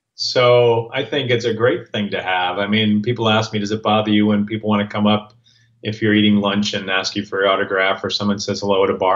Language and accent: English; Minneapolis, Minnesota, United States; moved away as an adult; also born or lived in Los Angeles, California; my wife and I grew up in Minneapolis